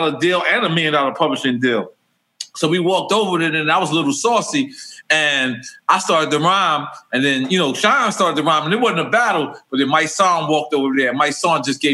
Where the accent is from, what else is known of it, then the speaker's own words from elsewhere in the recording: Philadelphia, Pennsylvania, United States; I'm from Philly